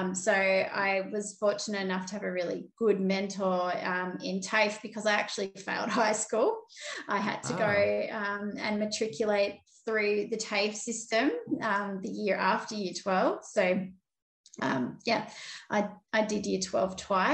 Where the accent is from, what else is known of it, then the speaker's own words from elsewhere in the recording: Sydney, New South Wales, Australia; I'm a Cabrigal Darug woman and I grew up in Sydney. So I grew up on the outskirts of a place called Warunga, kind of near Hornsby